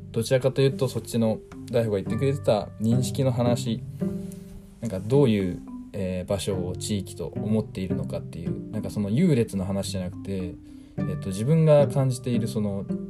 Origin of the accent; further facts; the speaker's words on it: Shimane, Japan; moved away as an adult; also born or lived in Tottori; now in Tokyo, Japan; もともと島根県出身なので、で、そこから今は、えー、と、東京に、えー、出てですね